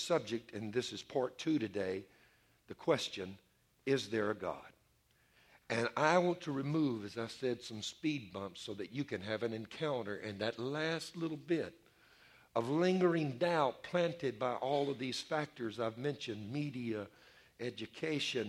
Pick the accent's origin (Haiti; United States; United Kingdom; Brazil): United States; Louisiana; my home state of Louisiana